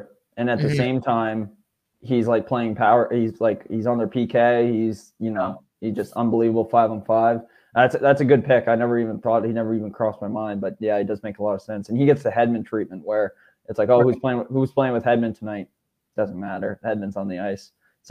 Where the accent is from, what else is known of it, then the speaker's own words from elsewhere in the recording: Canada; I think as a Canadian, and you know, St. Louis, obviously, like you said, doesn't get a lot of casting time.